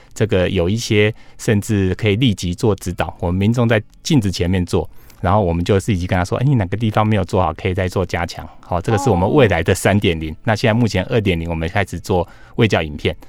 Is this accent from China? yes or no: no; Taiwan; 我们台湾人口没那么多